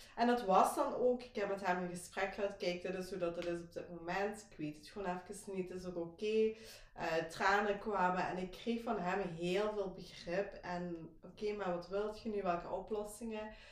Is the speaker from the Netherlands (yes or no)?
no; Belgium; Ik kom, zoals gehoord, waarschijnlijk wel uit België, uit Kinderhooi.